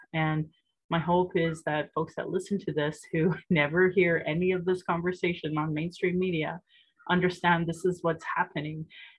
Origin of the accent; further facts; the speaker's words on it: Calgary, Alberta, Canada; I was born here in Calgary, or in Blackfoot, Mokinstis, says … an English name which has afforded me privilege in an English colonial world. My mother is Northern Slavey Dene, or Satu Dene